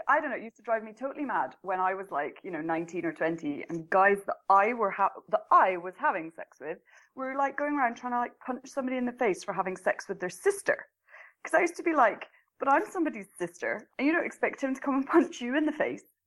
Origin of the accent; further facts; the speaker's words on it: Scotland, United Kingdom; moved away as an adult; now in Norway; I'm in Norway. I come from Scotland, but I live in Norway.